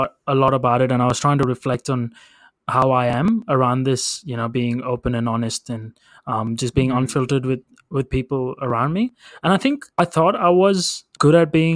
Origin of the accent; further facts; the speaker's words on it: India; accent: Indian; my Indian accent